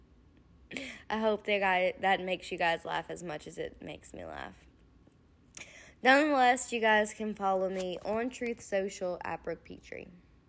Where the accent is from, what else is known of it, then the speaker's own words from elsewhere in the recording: United States; us as an American people